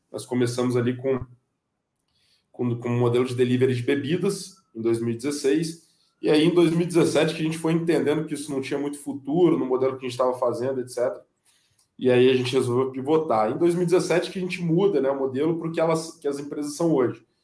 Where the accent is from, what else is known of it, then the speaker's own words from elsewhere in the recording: Guarapari, Espírito Santo, Brazil; also born or lived in Vitória; sou nascido, fui criado no Espírito Santo, né, sou natural de Guarapari, morei em Vitória